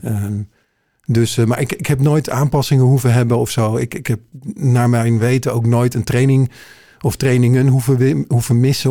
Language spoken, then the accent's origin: Dutch; Heerhugowaard, North Holland, Netherlands; now in Alkmaar, Netherlands; Ik ben eh, geboren en getogen in Hirugewaard